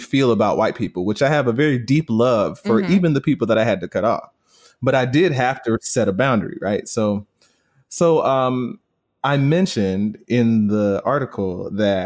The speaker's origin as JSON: {"language": "English", "region": "the South", "country": "United States", "tie": "born or raised there", "said": "I grew up in the South in a white evangelical context"}